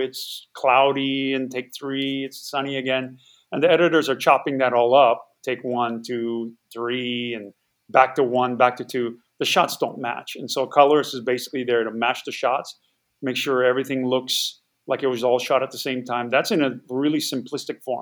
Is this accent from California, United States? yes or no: no; Hawaii, United States; moved away as an adult; I grew up in Hawaii